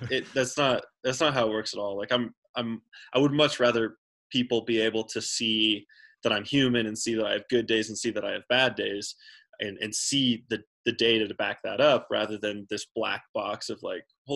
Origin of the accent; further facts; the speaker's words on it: Central Texas, United States; I grew up in Central Texas and I didn't grow up in the mountains